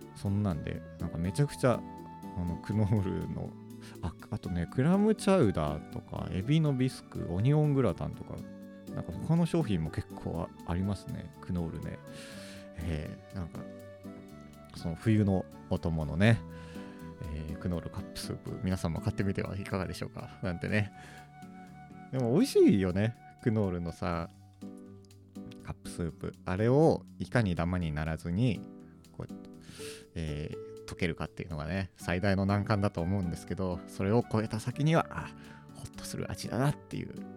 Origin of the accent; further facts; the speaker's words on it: Akita, Japan; moved away; 元々、秋田のど田舎の、えー、出身